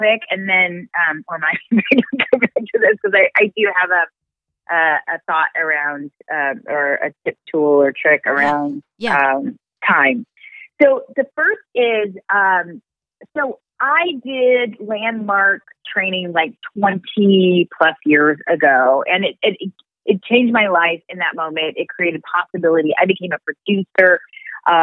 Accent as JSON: {"language": "English", "town": "Raytown", "region": "Missouri", "country": "United States", "tie": "born or raised there", "also_born_or_lived": "Los Angeles", "moved": "as an adult", "said": "I'm from Raytown, Missouri. I didn't get that education in my upbringing."}